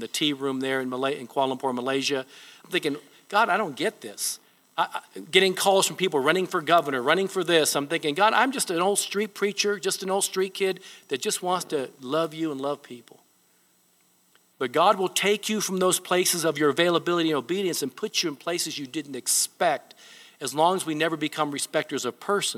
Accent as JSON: {"language": "English", "country": "Japan", "tie": "born or raised there", "moved": "yes", "said": "I was born in Japan. My mother was Japanese."}